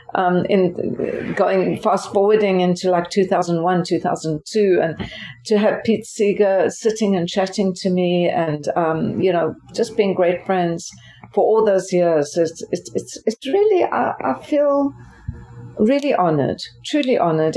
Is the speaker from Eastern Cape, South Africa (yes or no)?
yes; Port Elizabeth, Eastern Cape, South Africa; moved away as an adult; also born or lived in Durban, South Africa / Philadelphia, United States; now in United States; my hometown, as you mentioned, is Port Elizabeth